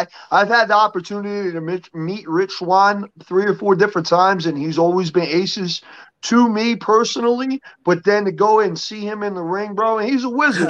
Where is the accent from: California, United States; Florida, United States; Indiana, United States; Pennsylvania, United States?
Pennsylvania, United States; Philadelphia; I'm from Philly.